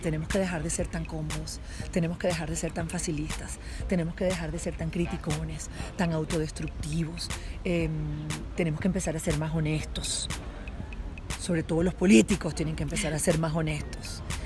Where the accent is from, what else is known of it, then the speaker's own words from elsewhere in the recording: Venezuela; moved away; las venezolanas somos machas